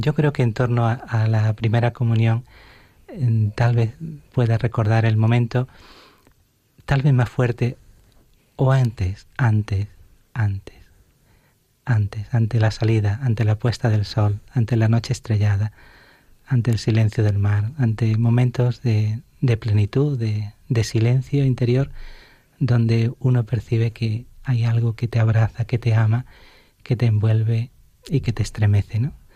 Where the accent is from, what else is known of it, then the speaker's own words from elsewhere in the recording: Alhaurín de la Torre, Andalusia, Spain; en mi parroquia de mi pueblo, de Alaurín de la Torre, de Málaga, donde estaba con mi familia